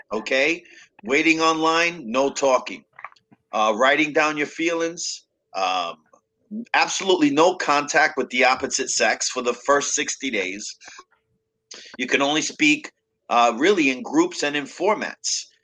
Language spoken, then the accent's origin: English; New York City, New York, United States; I was growing up in Brooklyn and the Bronx, back and forth with my parents